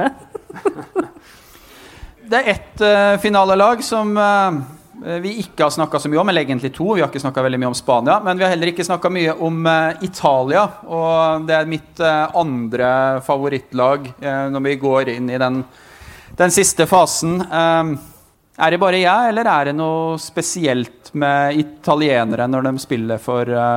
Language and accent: Norwegian; Otta, Innlandet, Norway; moved away; hjemme på Otta